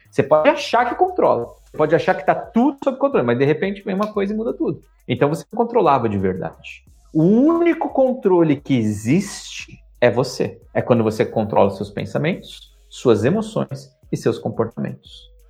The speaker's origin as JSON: {"language": "Portuguese", "region": "São Paulo", "country": "Brazil", "tie": "born or raised there", "moved": "as an adult", "said": "eu sou um cara do Brasil. Na vida inteira eu fui criado em São Paulo"}